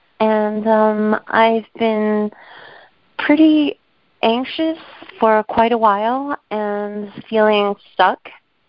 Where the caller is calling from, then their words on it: New York, United States; calling from New York